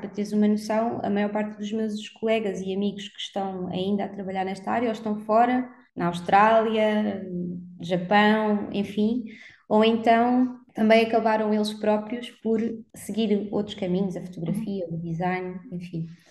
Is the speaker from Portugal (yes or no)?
yes; Algarve, Portugal; moved away as an adult; now in Lisbon, Portugal; cresci no Algarve, portanto, dos meus 8 aos 18 anos